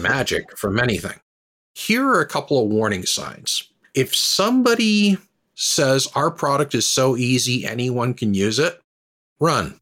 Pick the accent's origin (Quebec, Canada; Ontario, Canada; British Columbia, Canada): Ontario, Canada; southwestern; moved away as an adult; also born or lived in United States; now in Halifax, Canada; So I grew up in, uh, southwestern Ontario. I'm now in Halifax, Nova Scotia